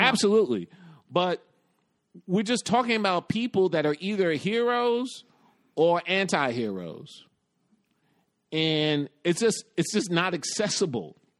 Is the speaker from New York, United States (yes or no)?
yes; New York, United States; When I was a little kid growing up in the West Village with my mom and then later on in the Bronx with my grandparents